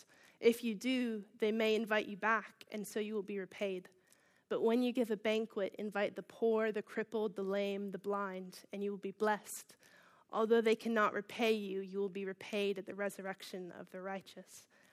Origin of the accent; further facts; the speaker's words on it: Baltimore, Maryland, United States; moved away as an adult; now in Bishop's Stortford, United Kingdom; I'm from Baltimore, Maryland, which is on the east coast of the United States